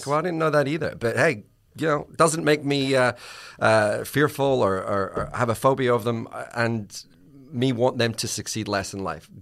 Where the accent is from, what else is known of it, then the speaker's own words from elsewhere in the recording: Scotland, United Kingdom; I'm Scottish